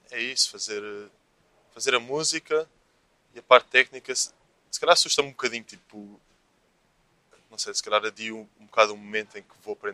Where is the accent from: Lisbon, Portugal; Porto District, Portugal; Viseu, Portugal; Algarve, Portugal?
Lisbon, Portugal; Eu é sou da Graça.